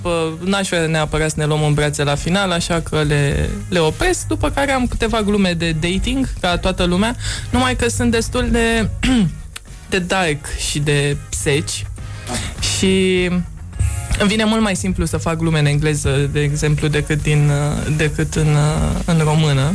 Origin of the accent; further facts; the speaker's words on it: Romania; accent: European; moved away as an adult; now in New York, United States; accentul meu... Uh, ah. atunci când vorbesc în engleză nu pare deloc uh, este european, așa că trebuie să le spun de, Rom- de România